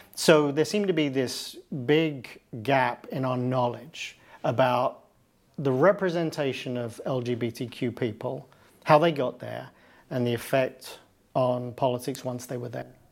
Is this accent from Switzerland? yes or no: no; United Kingdom; now in United States; where I live and where I'm from, I'm from Britain, I live in the United States.